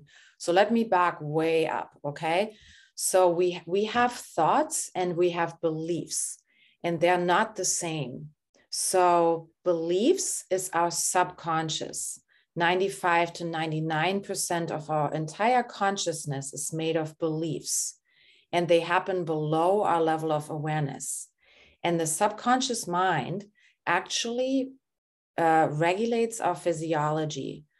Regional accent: Germany; moved away; I'm originally from Germany

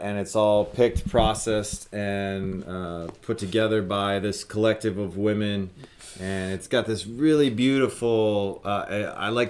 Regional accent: Wisconsin, United States; moved away as an adult; also born or lived in Lake Atitlan, Guatemala; now in Guatemala; I'm originally from Wisconsin

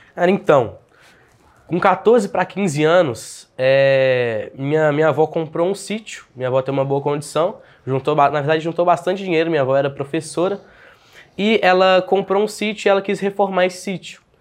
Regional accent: Belo Horizonte, Minas Gerais, Brazil; also born or lived in Uberlândia / Araguari; Eu nasci em Belo Horizonte, nasci aqui em Belo Horizonte, morei aqui até os meus 14 anos

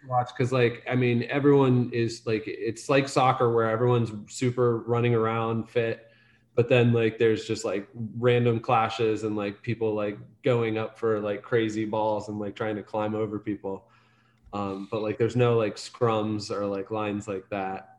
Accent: Salem, Ohio, United States; also born or lived in Philadelphia / Melbourne; I was born in a small town in northeastern Ohio called Salem.

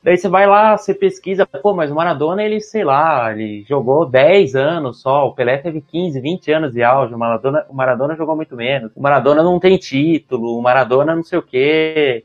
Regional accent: Brazil; pra gente brasileiro

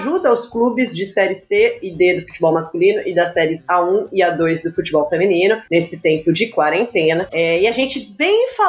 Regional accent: Sorocaba, São Paulo, Brazil; eu fui dos meus 5 anos aos meus 18, eu morei em Sorocaba. Vocês conhecem o sotaque de Sorocaba?

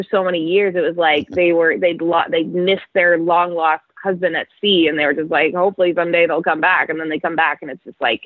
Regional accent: Canada; also born or lived in England; I'm a Canadian. I grew up playing hockey.

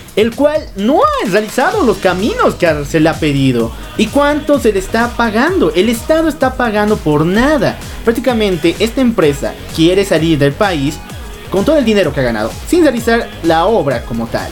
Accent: Bolivia; Nosotros somos bolivianos

